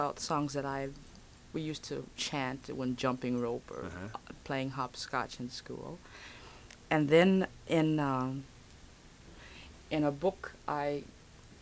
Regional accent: Los Angeles, California, United States; moved away as an adult; also born or lived in Birmingham, Alabama / San Francisco; born in Birmingham. And my family went to Los Angeles when I was about six, and we've been there ever since

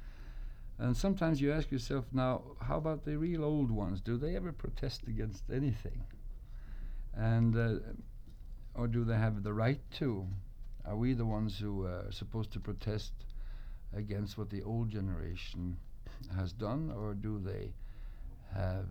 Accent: Oslo, Norway; back in Oslo, my hometown

